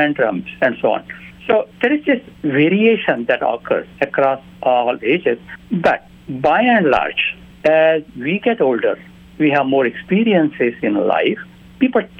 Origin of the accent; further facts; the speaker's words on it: India; moved away; When I was growing up in India